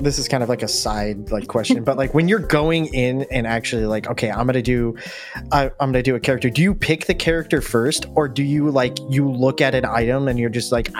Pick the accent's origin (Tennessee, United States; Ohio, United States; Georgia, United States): Ohio, United States; Cleveland; I grew up in Cleveland, Ohio